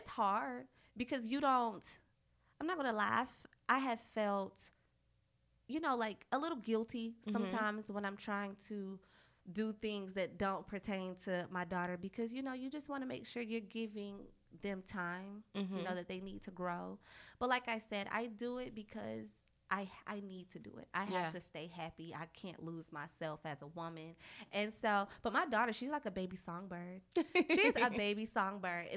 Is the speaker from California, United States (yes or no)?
no; Charlotte, North Carolina, United States; also born or lived in Jacksonville, Florida; I am not originally from Charlotte. I was born in Jacksonville, Florida, but I was practically raised here